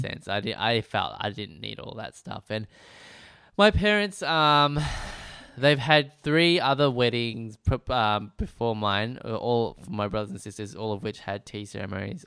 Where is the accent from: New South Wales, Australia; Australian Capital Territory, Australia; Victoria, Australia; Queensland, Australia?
Victoria, Australia; Melbourne; also born or lived in Preston; I was born and raised in, uh, Br-, uh, Brunswick, uh, slash Moreland